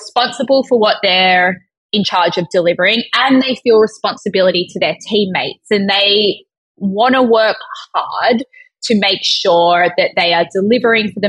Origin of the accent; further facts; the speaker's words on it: Australia; being Australian